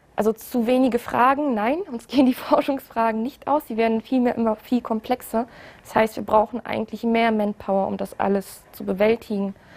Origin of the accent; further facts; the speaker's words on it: Aachen, North Rhine-Westphalia, Germany; moved away as an adult; now in Karlsruhe, Germany; Also eigentlich komme ich aus Aachen, ich habe da auch studiert